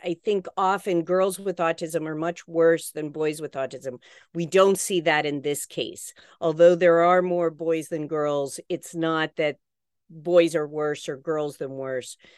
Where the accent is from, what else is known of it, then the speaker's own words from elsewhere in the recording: West Virginia, United States; where I grew up in West Virginia, we sent canaries into the coal mine